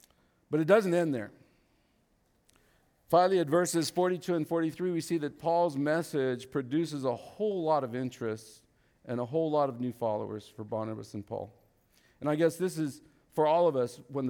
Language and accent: English; Vietnam; English is a second language; moved away; I was raised in a different religion. I was raised in Cao Dai religion in Vietnam, but I was missing something.